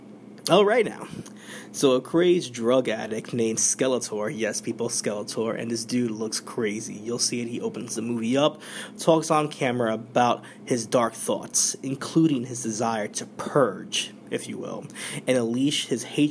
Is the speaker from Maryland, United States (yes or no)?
no; New York, United States; we're in my home state. This is New York City.